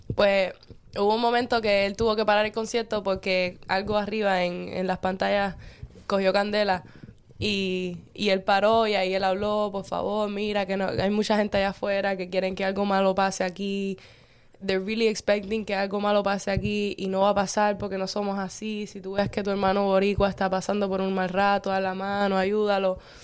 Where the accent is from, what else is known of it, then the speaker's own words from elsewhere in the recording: Cuba; moved away; yo pueda volver a pisar Cuba